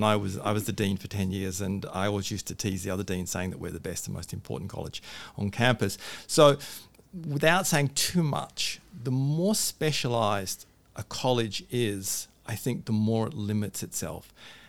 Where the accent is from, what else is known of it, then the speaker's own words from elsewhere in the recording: England, United Kingdom; born there; also born or lived in Australia / California; I was born in England, spent some of my time in Australia, and so I have this weird accent, then went back to England where I worked at the University of London and Sussex University.